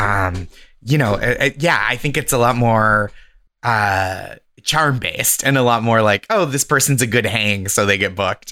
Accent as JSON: {"language": "English", "town": "Boston", "region": "Massachusetts", "country": "United States", "said": "I'm from Boston. I started stand-up in Boston. I'm from the Boston area"}